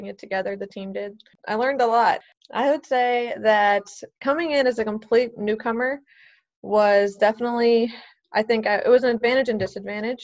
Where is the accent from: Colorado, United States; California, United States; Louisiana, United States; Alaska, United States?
Louisiana, United States; New Orleans; also born or lived in Mississippi; I grew up in New Orleans. I was actually born in Mississippi